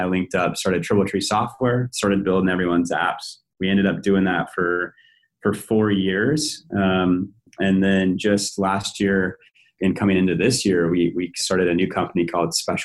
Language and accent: English; Billings, Montana, United States; also born or lived in North Dakota / Bozeman, Montana; I grew up in Montana, specifically born in North Dakota. Family quickly moved to Billings, Montana, largest city in the state